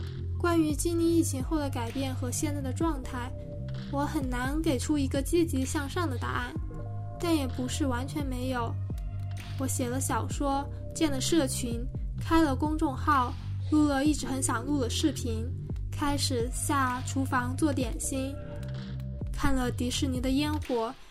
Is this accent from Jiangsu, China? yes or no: no; Hubei, China; moved away as an adult; also born or lived in Beijing; 作为一名湖北人，去年年初的疫情对我来说，目前还是一种无法释怀的伤痛。